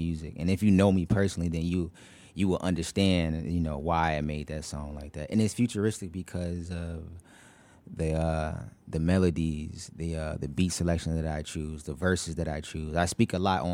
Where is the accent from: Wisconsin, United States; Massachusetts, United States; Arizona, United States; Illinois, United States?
Illinois, United States; Chicago; I grew up originally in the West Burbs, and I moved to the South Side of Chicago